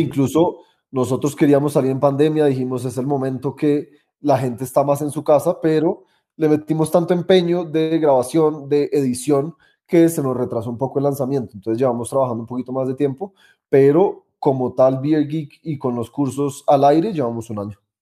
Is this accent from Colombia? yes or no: yes; Colombia; also born or lived in United States; cuando volví a Colombia, empecé una cervecería